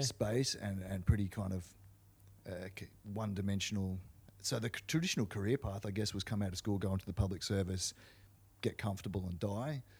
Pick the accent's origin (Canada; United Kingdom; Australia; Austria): Australia; Canberra, Australian Capital Territory; moved away; also born or lived in Melbourne; I was born in Canberra, and my father was a career police officer